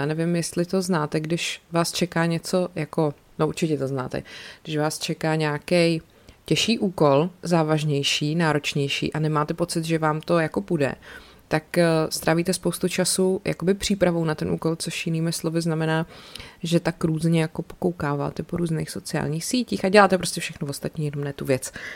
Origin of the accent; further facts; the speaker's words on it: Czechia; člověk jako Čech